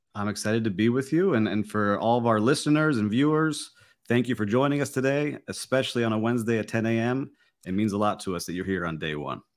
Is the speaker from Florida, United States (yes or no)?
yes; Miami, Florida, United States; I am born and raised in Miami